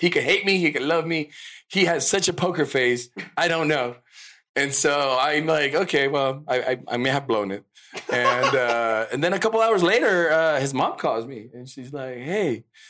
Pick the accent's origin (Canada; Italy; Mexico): Mexico; Mexico City; moved away; When I went to the U.S. because I'm originally from Mexico City.